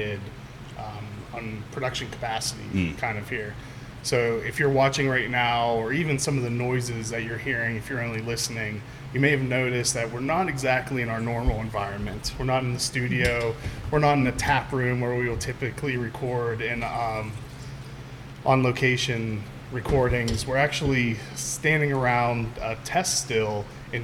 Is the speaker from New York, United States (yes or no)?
no; Pittsburgh, Pennsylvania, United States; moved away as an adult; now in Maryland, United States; I was born and grew up my entire life in Pittsburgh